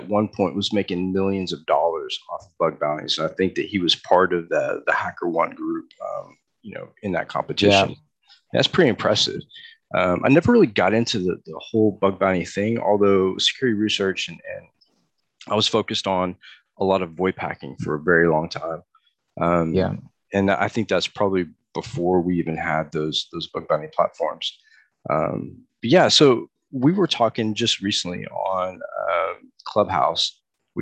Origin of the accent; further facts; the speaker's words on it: Houston, Texas, United States; also born or lived in Dallas, Texas; now in Chattanooga, United States; I kind of grew up in Texas. I grew up in Houston. I've lived in Dallas and been all over the state